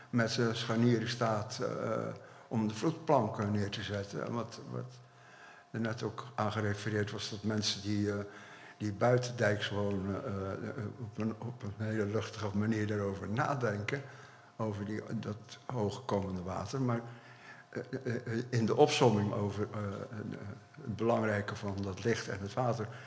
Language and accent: Dutch; Dordrecht, South Holland, Netherlands; we komen allemaal uit Dordrecht. Het werk is in Dordrecht gemaakt.